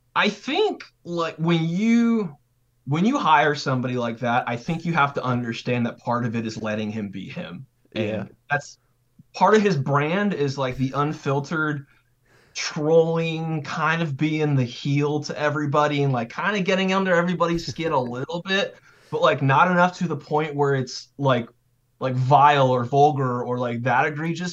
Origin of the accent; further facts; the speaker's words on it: California, United States; also born or lived in Idaho / Wyoming / Boise, Idaho; now in Oxford, United States; I'm from California, so but I lived in like the Mountain West territory, so like Idaho, Wyoming